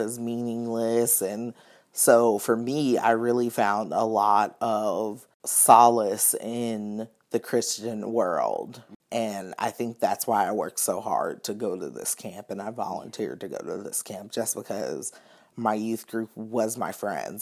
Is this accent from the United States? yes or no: yes; Atlanta, Georgia, United States; moved away as an adult; now in Louisville, United States; I'm originally from Atlanta, Georgia